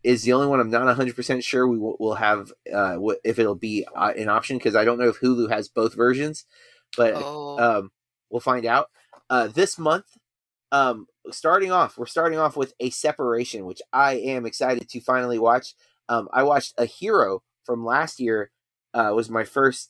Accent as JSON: {"language": "English", "country": "United States", "said": "we are American"}